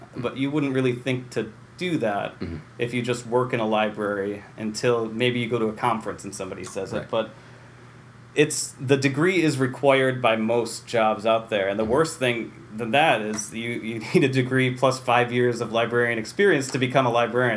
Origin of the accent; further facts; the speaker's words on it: Waterville, New York, United States; also born or lived in Utica, New York; lived in Waterville for Sure. 18 years or so.